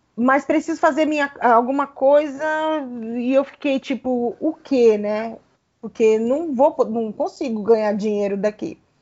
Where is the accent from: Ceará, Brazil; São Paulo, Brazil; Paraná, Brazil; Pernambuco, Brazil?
Paraná, Brazil; Eu sou paranaense